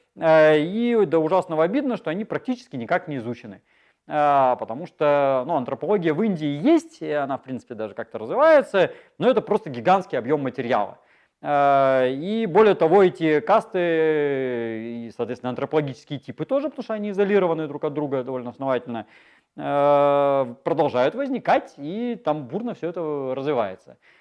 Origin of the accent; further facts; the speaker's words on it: Chita, Zabaykalsky Krai, Russia; moved away; мои родители из Европы приехали в Читу, а я из Читы уехал обратно